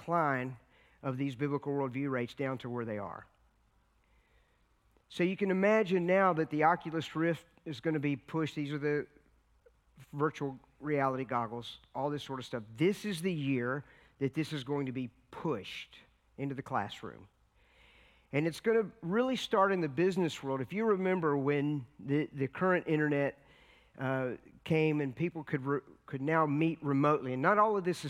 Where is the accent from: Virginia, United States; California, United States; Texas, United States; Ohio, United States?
Virginia, United States; we come from Virginia. We live right in the heart of the Appalachian Mountains, which is the Blue Ridge section.